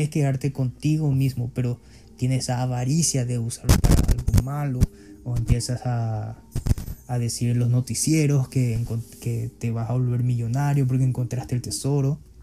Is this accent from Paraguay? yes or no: yes; Paraguay; en mi país